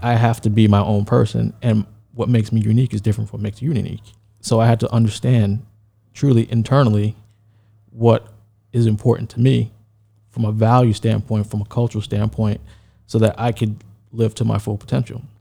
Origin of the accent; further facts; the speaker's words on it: New York City, New York, United States; I'm from New York, Brooklyn, then Queens